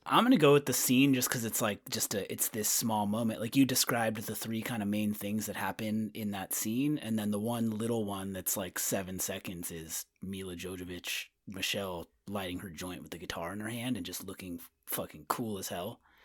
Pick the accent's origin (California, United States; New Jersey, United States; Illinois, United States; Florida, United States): California, United States; Winters; A town called Winters, California, outside of, like, Sacramento, Davis area.